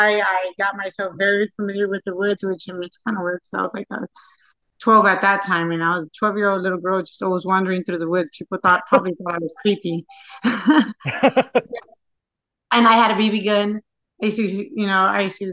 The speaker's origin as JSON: {"language": "English", "town": "San Antonio", "region": "Texas", "country": "United States", "tie": "born or raised there", "said": "San Antonio, Texas, born and raised"}